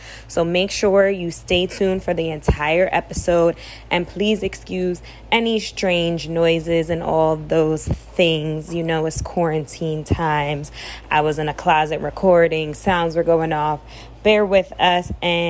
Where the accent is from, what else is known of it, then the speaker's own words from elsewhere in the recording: Brooklyn, New York, United States; We are Afro-Latina identical twins born and raised in Brooklyn.